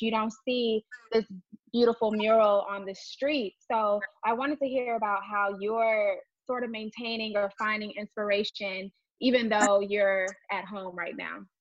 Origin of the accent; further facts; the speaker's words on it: Texas, United States; I'm from Texas as well